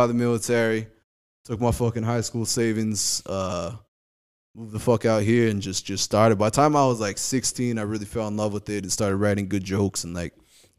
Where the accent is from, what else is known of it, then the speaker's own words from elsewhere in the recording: Kauai, Hawaii, United States; now in Culver City, United States; I grew up in Hawaii.